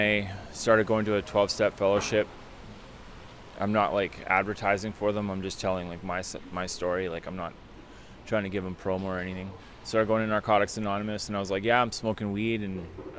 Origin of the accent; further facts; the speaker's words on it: Richmond, British Columbia, Canada; also born or lived in Vancouver, Canada; I'm from here. I grew up in Richmond, British Columbia